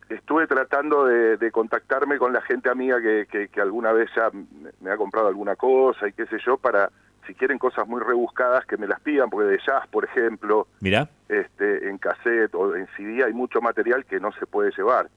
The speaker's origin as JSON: {"language": "Spanish", "town": "San Isidro", "region": "Buenos Aires Province", "country": "Argentina", "tie": "born or raised there", "also_born_or_lived": "El Bolsón", "moved": "as an adult", "lives_now": "Bariloche, Argentina", "said": "originalmente vengo de Buenos Aires, vengo de la zona norte de San Isidro. este, y en, aquella época, cuando hice mi infancia, hasta los 20 años que viví ahí"}